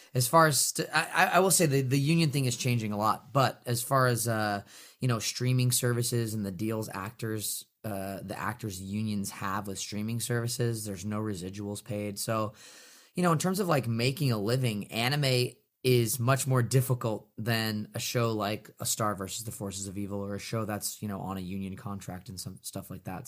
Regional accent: Northern California, United States; I grew up in Northern California.

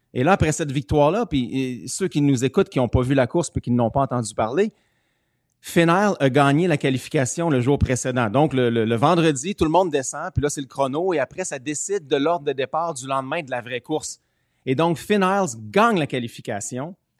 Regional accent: Canada; je suis Canadien.

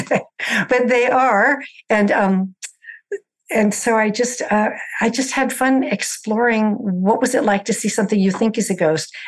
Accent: the Bay Area, California, United States; I grew up in the Bay Area

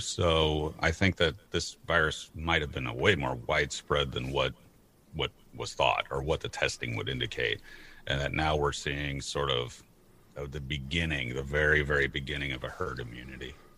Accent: St. Louis, Missouri, United States; also born or lived in Portland, Oregon; I grew up uh, and I'm born and currently located in St. Louis, Missouri

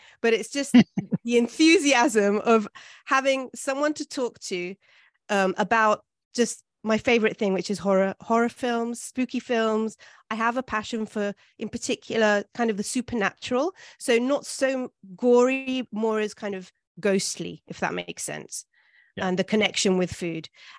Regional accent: London, United Kingdom; born there; also born or lived in Italy; I was born in London, in Hampstead, and my father is Venezuelan.

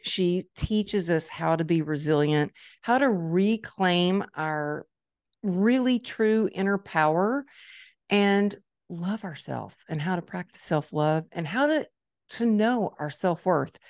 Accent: Dallas, Texas, United States; It's my hometown

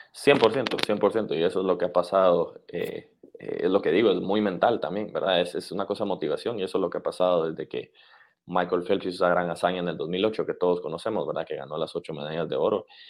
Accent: Guatemala; moved away; somos de Centroamérica o de Guatemala

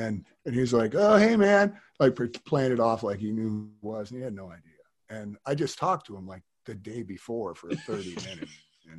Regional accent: Tahoe, United States; born there; also born or lived in Reno; And I was working in this warehouse and up in Reno, where I was born in Tahoe. So my dad always lived in Reno or Tahoe.

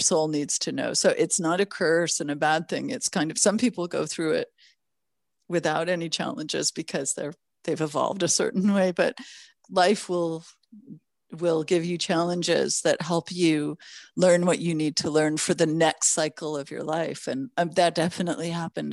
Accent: Los Angeles, California, United States; also born or lived in Toronto, Canada / Mexico; I was born in Toronto, Canada, raised in Los Angeles

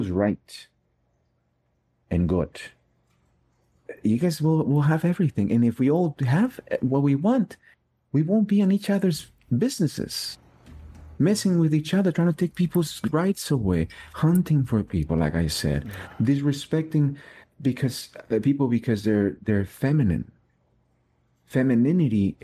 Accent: Mexico; English is a second language; moved away; I was in Mexico. I didn't even speak English

